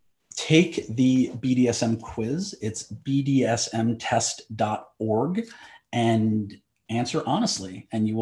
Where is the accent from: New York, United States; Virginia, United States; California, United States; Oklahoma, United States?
New York, United States; now in Los Angeles, United States; We're in LA, I'm from New York.